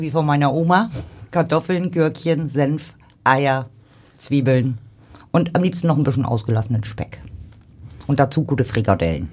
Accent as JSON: {"language": "German", "town": "Rostock", "region": "Mecklenburg-Vorpommern", "country": "Germany", "moved": "yes", "lives_now": "Hamburg, Germany", "said": "aus Ostdeutschland damals, so wo ich herkomme. Ich komme aus Rostock."}